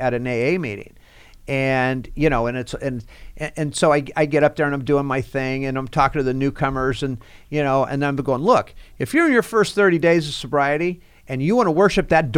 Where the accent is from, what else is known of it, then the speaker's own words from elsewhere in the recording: Fresno, California, United States; born and raised there